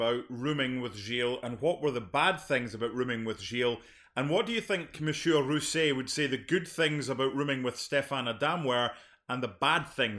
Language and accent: English; Scotland, United Kingdom; I'm Scottish.